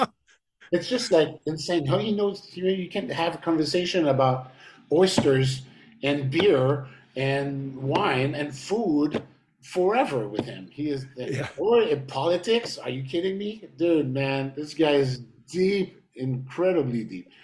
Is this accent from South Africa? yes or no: no; Montreal, Quebec, Canada; we came from Montreal